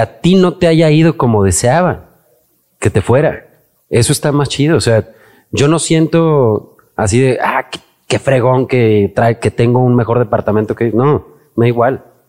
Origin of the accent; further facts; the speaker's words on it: Aguascalientes, Mexico; moved away as an adult; also born or lived in Mexico City; yo me fui muy chavo de Aguascalientes, me fui a los 19 años